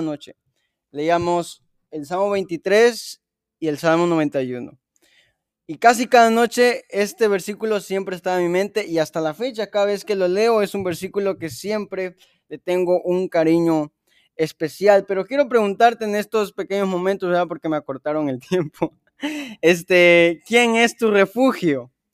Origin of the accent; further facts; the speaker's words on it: Chiapas, Mexico; moved away; yo que soy de Chiapas